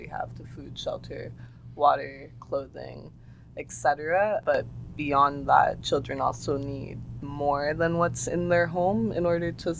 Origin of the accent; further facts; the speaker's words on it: Toronto, Ontario, Canada; I was born in Toronto.